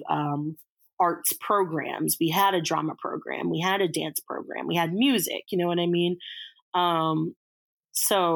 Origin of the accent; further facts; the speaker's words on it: Reston, Virginia, United States; I grew up in Reston, Virginia.